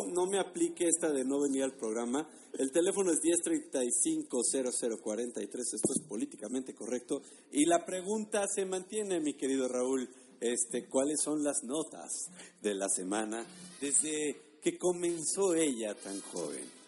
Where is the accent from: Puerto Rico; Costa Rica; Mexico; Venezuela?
Mexico; como mexicanos